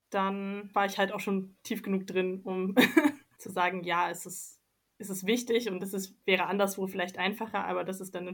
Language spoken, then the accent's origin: German; Leipzig, Saxony, Germany; dass ich Politik im ländlichen Raum mache oder in einem doch anders politisch dominierten Raum als in meiner Heimatstadt Leipzig